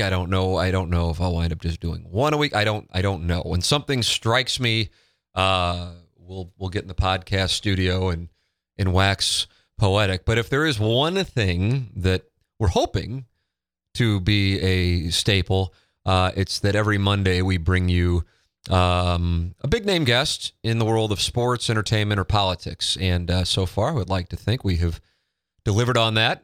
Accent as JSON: {"language": "English", "town": "St. Louis", "region": "Missouri", "country": "United States", "tie": "born or raised there", "said": "Now I grew up in South City."}